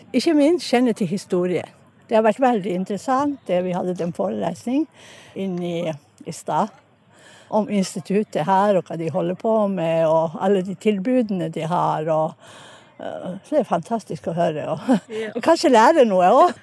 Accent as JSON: {"language": "Norwegian", "town": "Enontekiö", "region": "Lapland", "country": "Finland", "moved": "yes", "lives_now": "Stavanger, Norway", "said": "Jeg er egentlig fra Enontekya, men bor i Stavanger"}